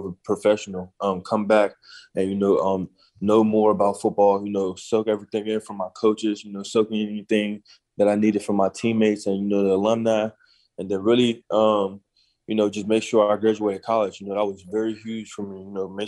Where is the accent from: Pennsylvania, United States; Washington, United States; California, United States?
Pennsylvania, United States; being in the home state of Pennsylvania. You know, playing for my home state